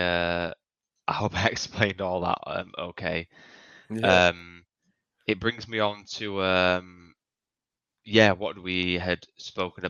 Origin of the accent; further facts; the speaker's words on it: United Kingdom; I'm British